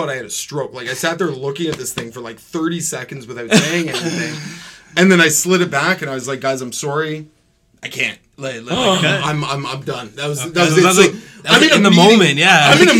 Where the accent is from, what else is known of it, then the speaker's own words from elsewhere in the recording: Courtice, Ontario, Canada; I grew up in Curtis. So just outside